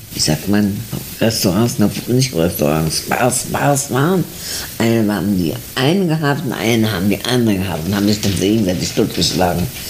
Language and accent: German; Berlin, Germany; also born or lived in Gniezno, Posen; now in San Miguel, Argentina; Ich bin 1917 geboren und bin geboren im Gnesen, Bosen. Bin aber nach, nach drei Wochen, vier Wochen nach Berlin gekommen, also quasi bin ich Berlinerin.